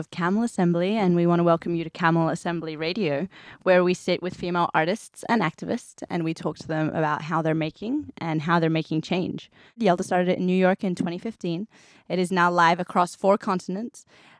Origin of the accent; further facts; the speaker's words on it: Australia; also born or lived in Hong Kong / South Korea / India / London; I've lived in South Korea and India, and I was born in Hong Kong. I moved to Australia when I was 5. I've lived in London, and then I moved here